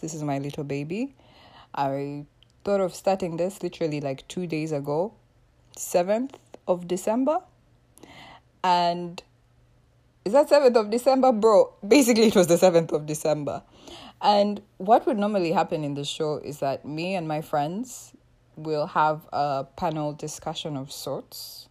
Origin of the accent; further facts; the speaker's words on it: Uganda; I was born and raised in East Africa. I mean, the motherland is actually Uganda.